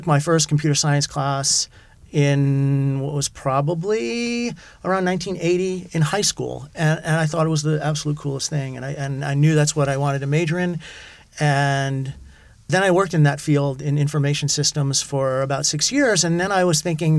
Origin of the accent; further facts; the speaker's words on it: New Jersey, United States; also born or lived in New York City, United States; I was born in New York City. I grew up in New Jersey